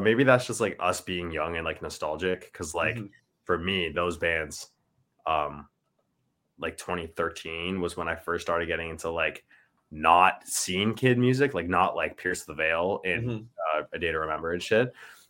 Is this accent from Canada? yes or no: yes; Ontario, Canada